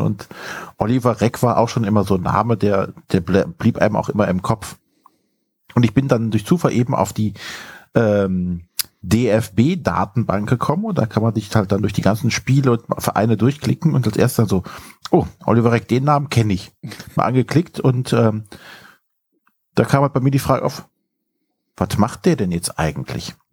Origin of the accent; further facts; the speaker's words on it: Brühl, Germany; aus dem kleinen Städtchen, wo ich herkomme, gebürtig